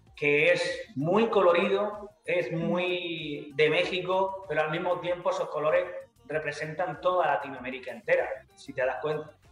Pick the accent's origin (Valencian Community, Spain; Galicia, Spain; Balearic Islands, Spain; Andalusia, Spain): Andalusia, Spain; mi tierra está muy presente